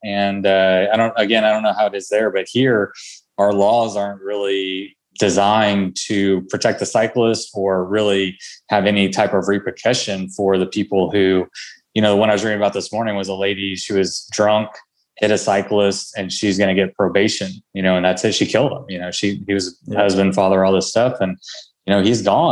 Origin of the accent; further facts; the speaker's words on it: United States; I'm from America